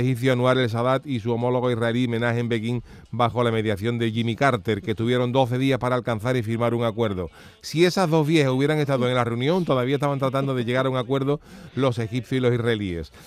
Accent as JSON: {"language": "Spanish", "town": "Cádiz", "region": "Andalusia", "country": "Spain", "tie": "born or raised there", "said": "yo recuerdo esas Semanas Santas de mi adolescencia en Cádiz"}